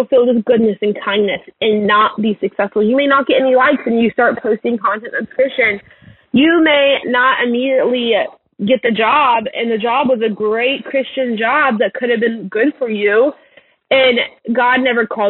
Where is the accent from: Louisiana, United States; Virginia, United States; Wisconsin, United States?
Louisiana, United States; moved away; also born or lived in Texas; I grew up in Louisiana.